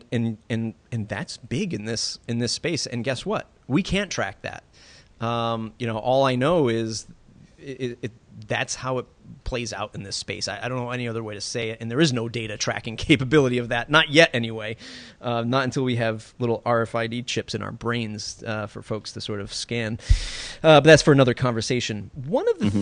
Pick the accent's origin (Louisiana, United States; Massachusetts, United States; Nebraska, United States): Massachusetts, United States; my home state of Massachusetts.